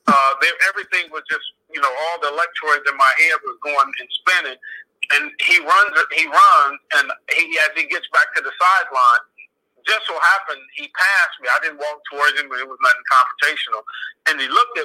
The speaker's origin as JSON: {"language": "English", "town": "Cleveland", "region": "Ohio", "country": "United States", "tie": "born or raised there", "said": "I'm from Cleveland"}